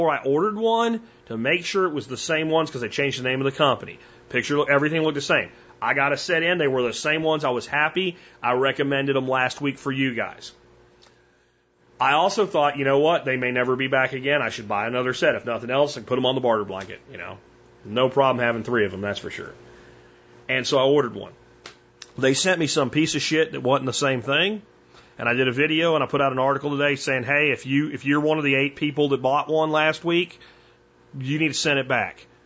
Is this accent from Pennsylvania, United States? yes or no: yes; Pennsylvania, United States; also born or lived in Jacksonville, Florida; There's a lot of places that I loved as a kid where I grew up in Pennsylvania and Jacksonville, Florida as well as swamps.